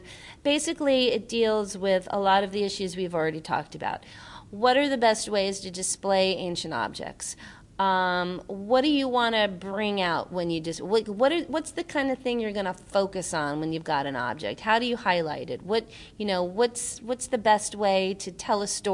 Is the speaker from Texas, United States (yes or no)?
no; New York, United States; I grew up in New York going